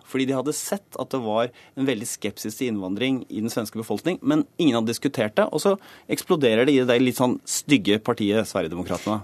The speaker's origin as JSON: {"language": "Norwegian", "country": "Norway", "said": "vi som nordmenn"}